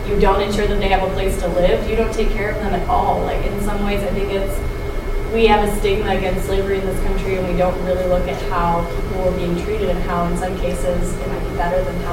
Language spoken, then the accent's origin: English; United States; because we're American